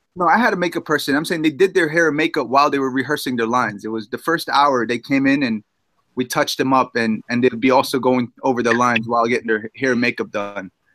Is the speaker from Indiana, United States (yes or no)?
no; New York City, New York, United States; I'm a guy from Jamaica, Queens, New York